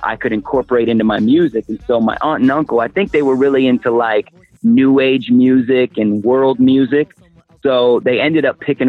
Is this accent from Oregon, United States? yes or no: yes; Portland, Oregon, United States; I was raised in Portland, Oregon